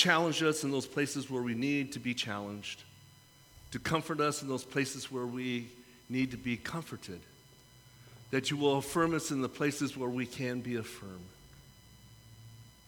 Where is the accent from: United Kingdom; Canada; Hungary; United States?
United States; San Francisco, California; I come from San Francisco.